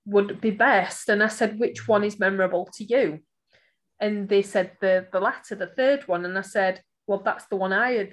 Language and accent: English; Barnsley, Yorkshire and the Humber, United Kingdom; I am from Barnsley, guys, as you know, listening to this podcast series, I do shorten my words